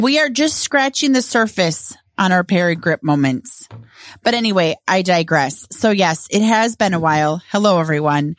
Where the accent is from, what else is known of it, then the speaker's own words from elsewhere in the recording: Edina, Minnesota, United States; grew up in Edina